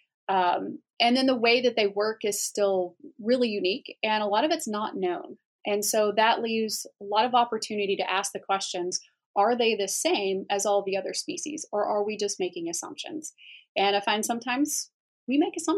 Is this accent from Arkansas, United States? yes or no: yes; Northeast Arkansas, United States; now in Iowa, United States; I grew up in Northeast Arkansas